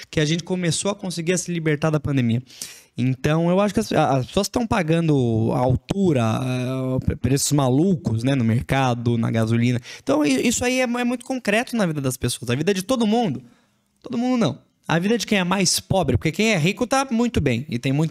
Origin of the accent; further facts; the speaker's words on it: São Paulo, Brazil; born there; now in Franca, Brazil; Eu não, eu não nasci aqui na região, nasci em São Paulo, mudei para cá. É uma realidade muito diferente de, de onde eu cresci